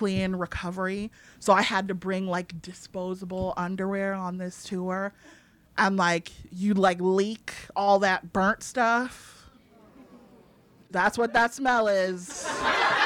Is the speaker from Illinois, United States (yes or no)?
yes; Evanston, Illinois, United States; I grew up in like public school